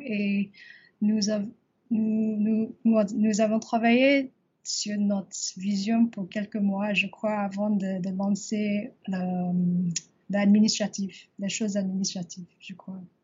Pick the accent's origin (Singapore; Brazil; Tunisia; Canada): Singapore; French is a second language; also born or lived in Paris; j'ai grandi à Singapour